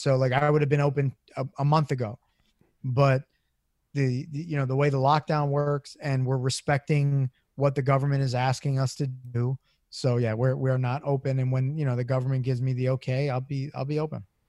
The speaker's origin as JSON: {"language": "English", "town": "Philadelphia", "region": "Pennsylvania", "country": "United States", "tie": "born or raised there", "said": "I'm born and raised in South Philly"}